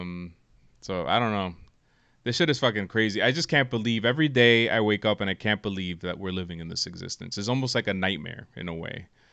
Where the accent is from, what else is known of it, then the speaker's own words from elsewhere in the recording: United States; as an American